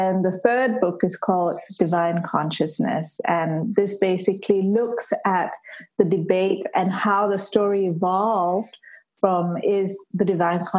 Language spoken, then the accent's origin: English; Malaysia; moved away as an adult; now in United Kingdom; I'm actually Malaysian and I grew up a Hindu. And Malaysia is predominantly a Muslim country.